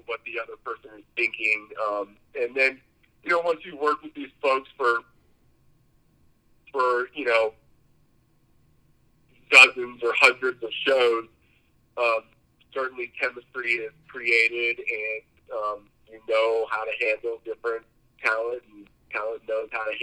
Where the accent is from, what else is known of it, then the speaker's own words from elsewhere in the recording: San Diego, California, United States; also born or lived in New York City; I'm a Southern California native, it's 100% the West Coast.